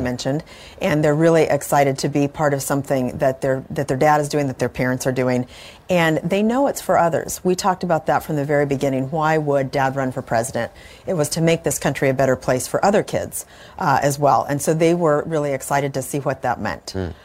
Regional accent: California, United States; moved away as an adult; now in Houston, United States; I grew up in California

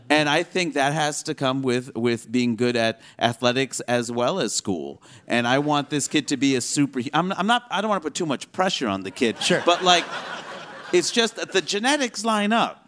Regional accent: United States; when you grow up here

